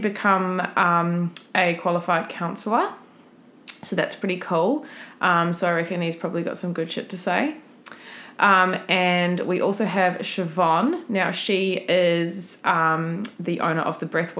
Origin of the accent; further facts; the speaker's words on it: New Zealand; moved away; I'm from New Zealand, and I've always gone back home for Christmas